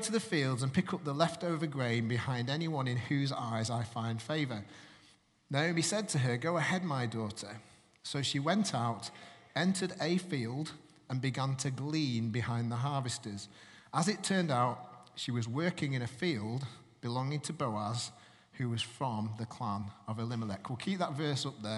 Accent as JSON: {"language": "English", "town": "Manchester", "region": "North West England", "country": "United Kingdom", "moved": "yes", "said": "I'm originally from Manchester, and my parents are from Manchester"}